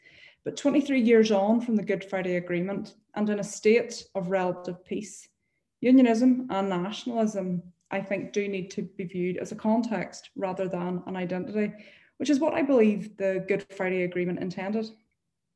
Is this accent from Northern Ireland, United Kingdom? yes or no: yes; Irish as well as British, Northern Ireland, United Kingdom; someone who considers herself Irish as well as British